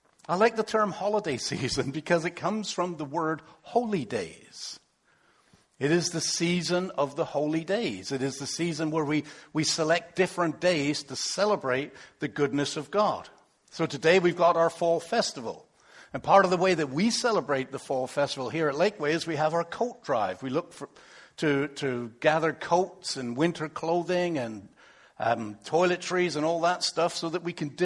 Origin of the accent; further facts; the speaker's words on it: England, United Kingdom; moved away; originally, you might not catch this, but I come from England